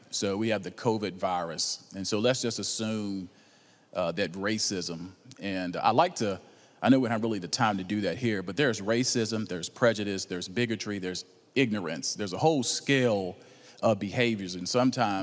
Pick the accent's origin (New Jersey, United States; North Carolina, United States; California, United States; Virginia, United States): Virginia, United States; Roanoke; also born or lived in Atlanta, Georgia; now in Marietta, United States; I was born in Roanoke, Virginia, but I've been in Atlanta uh, the last 28 years